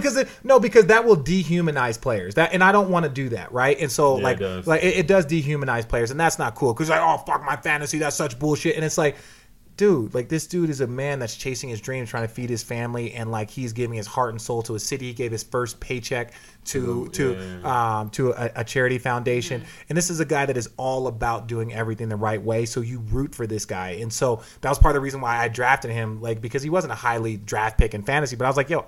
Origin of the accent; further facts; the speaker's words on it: Phoenix, Arizona, United States; I grew up in Phoenix